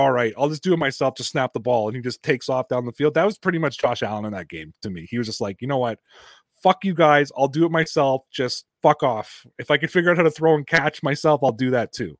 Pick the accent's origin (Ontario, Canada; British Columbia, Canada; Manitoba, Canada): Ontario, Canada; Toronto; I'm from Toronto